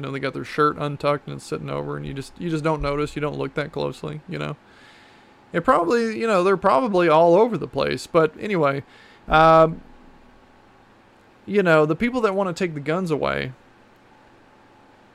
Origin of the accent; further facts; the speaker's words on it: Texas, United States; I'm also from Texas, and I grew up shooting guns, and I've been around guns my whole life